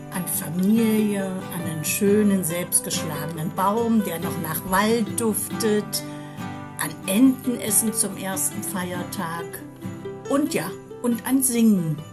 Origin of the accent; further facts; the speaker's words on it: Lebanon; German is a second language; now in Germany; Ich bin aus dem Libanon